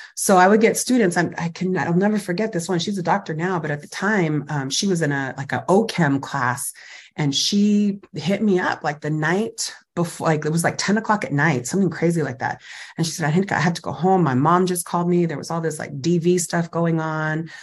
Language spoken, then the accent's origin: English; Fresno, California, United States; I grew up in Fresno Califas, so Central Valley, Fresno, California